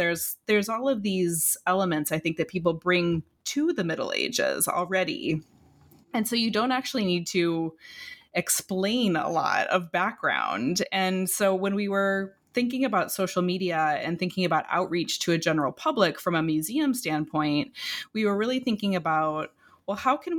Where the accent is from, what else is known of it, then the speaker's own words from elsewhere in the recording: Illinois, United States; very close to where I grew up in Illinois.